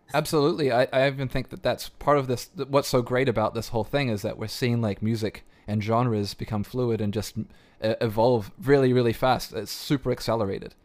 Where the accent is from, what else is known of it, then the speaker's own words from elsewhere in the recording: New Zealand; accent: New Zealand twang; moved away; I grew up in New Zealand